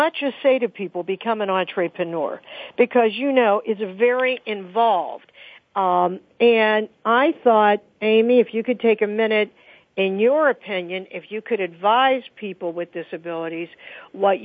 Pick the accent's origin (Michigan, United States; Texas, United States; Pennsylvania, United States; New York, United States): Pennsylvania, United States; Pittsburgh; Pittsburgh, Pennsylvania, my hometown